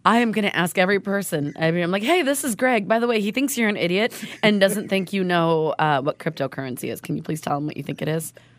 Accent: Oregon, United States; we're from Oregon.

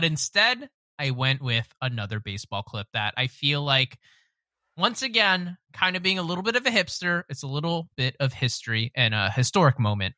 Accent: Philadelphia, Pennsylvania, United States; I grew up in Philadelphia. I am a Philadelphia trash through and through

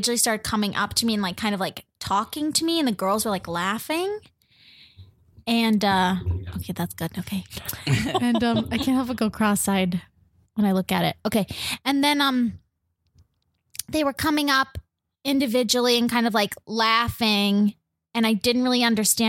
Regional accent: Arizona, United States; moved away; until I left Arizona

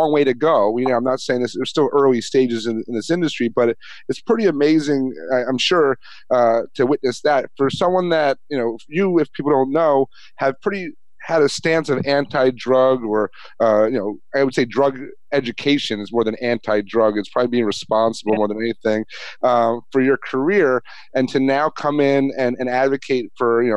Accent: New York, United States; I grew up in New York.

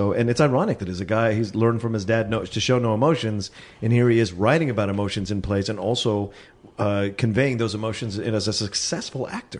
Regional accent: the South, United States; growing up in the South

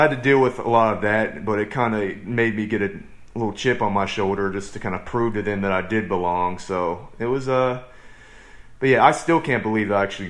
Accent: Williamsburg, Virginia, United States; moved away as an adult; also born or lived in Asheville, North Carolina; now in Dallas, United States; I'm from Williamsburg, Virginia

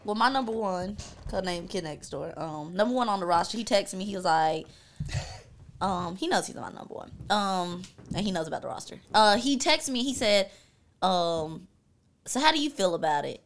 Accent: High Point, North Carolina, United States; I am from High Point, North Carolina.

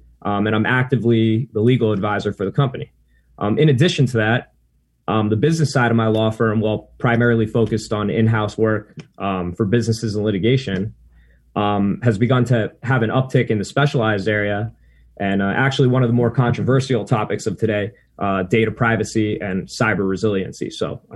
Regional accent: Weston, Florida, United States; I was born and raised in the South Florida area, in a town called Weston, Florida.

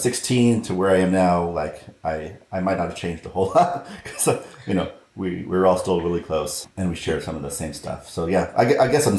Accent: Southern California, United States; I grew up in Southern California

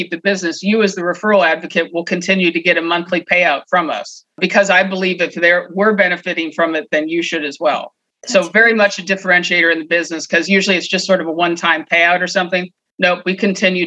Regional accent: Michigan, United States; also born or lived in Columbus, Ohio; now in San Luis Obispo, United States; I'm originally a Midwest girl. Obviously I grew up in Michigan

